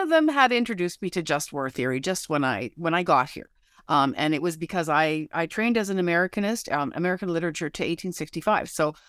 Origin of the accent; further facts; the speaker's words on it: Canada; I'm a Canadian